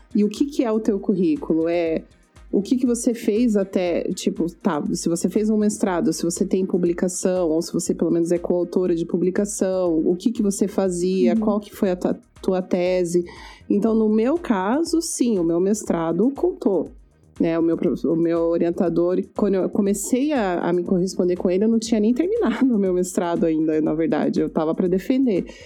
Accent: Brazil; moved away as an adult; now in Canada; a gente como brasileiro

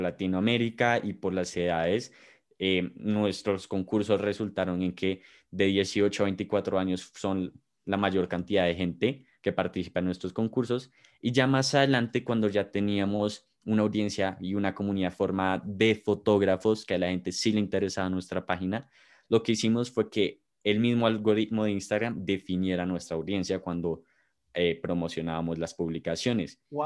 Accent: Bogotá, Colombia; los de nosotros somos de Bogotá

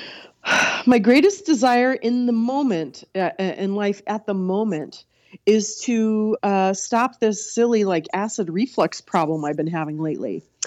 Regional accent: California, United States; moved away as an adult; also born or lived in New York City / Minneapolis; I grew up in California with you

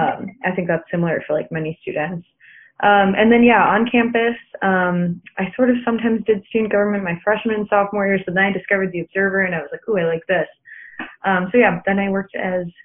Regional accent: Chicago suburbs, Illinois, United States; moved away as an adult; I'm from the Chicago suburbs

